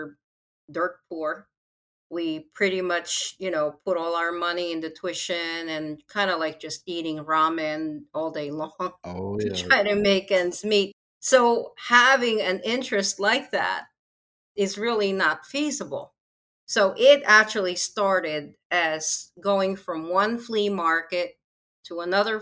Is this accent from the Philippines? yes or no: yes; Philippines; I'm from the Philippines